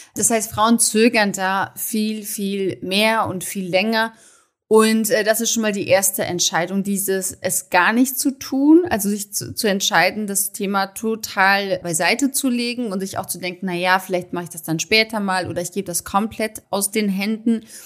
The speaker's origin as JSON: {"language": "German", "country": "Germany", "also_born_or_lived": "Munich", "said": "bei uns in Deutschland herrscht noch das klassische Rollenbild"}